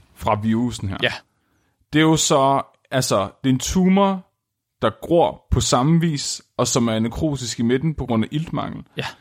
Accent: Tåsinge, Southern Denmark, Denmark; jeg er fra Tåsinge

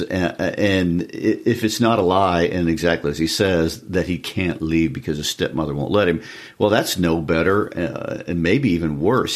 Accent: Lawson, United States; my hometown of, of Lawson, except we weren't even big enough for a Walmart

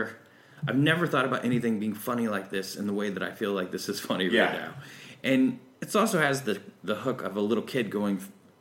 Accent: Tennessee, United States; It was all about, I think, growing up in Tennessee, it was, I'll tell you exactly what it was.

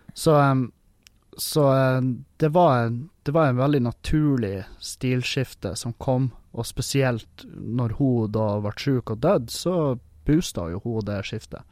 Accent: Halsa, Nordland, Norway; jeg er fra Halsa

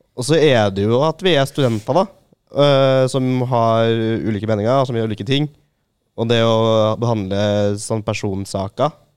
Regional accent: Trondheim, Trøndelag, Norway; also born or lived in Verdalen; jeg er fra Tyholt

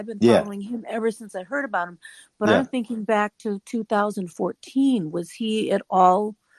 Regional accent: United States; as an American.

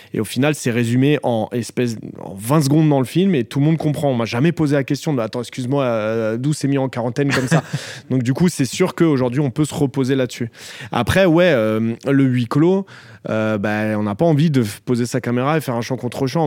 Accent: Noisy-le-Grand, Île-de-France, France; là où j'ai grandi

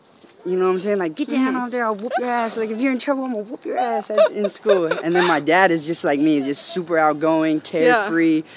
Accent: Santa Clarita, California, United States; Yeah, born and raised, yep. Right out in Santa Clarita, actually.

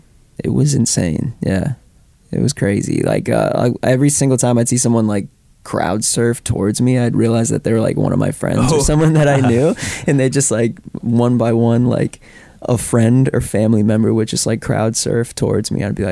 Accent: Foxborough, Massachusetts, United States; hometown headlining show because I grew up in Foxborough.

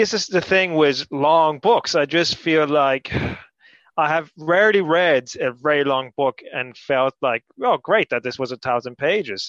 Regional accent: Canary Islands, Spain; moved away; So I grew up in Spain

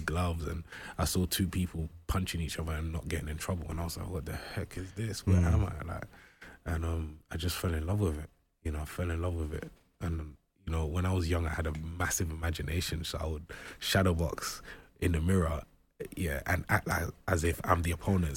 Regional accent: London, United Kingdom; when I was growing up in Brixton, there was a lot of gang violence

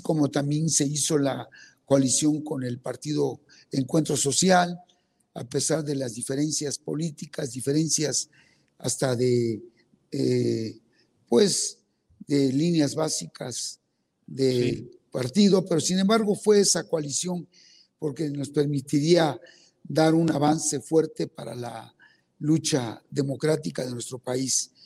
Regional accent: Betaza, Oaxaca, Mexico; first language Zapotec; Spanish is a second language; yo soy oaxaqueño, nacido en una comunidad indígena que se llama Betaza, soy zapoteco, hablo mi lengua indígena

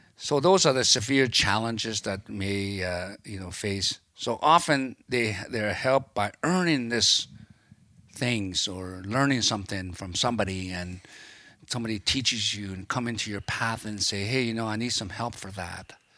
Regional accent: Rose Prairie, British Columbia, Canada; I grew up around Peterson Crossing in Rose Prairie by Doig, River First Nations area there

